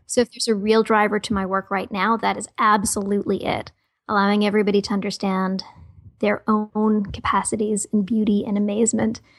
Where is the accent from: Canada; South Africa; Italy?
Canada; Toronto, Ontario; born and raised in Toronto, Canada